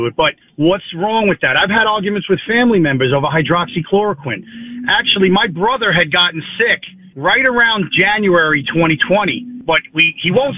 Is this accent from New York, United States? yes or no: yes; Long Island, New York, United States; I'm from Long Island.